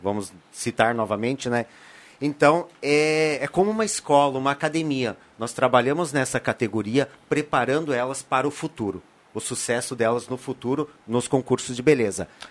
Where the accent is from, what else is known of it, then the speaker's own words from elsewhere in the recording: Condor, Rio Grande do Sul, Brazil; eu sou nascido em Condor, também uma cidade colonizada por alemães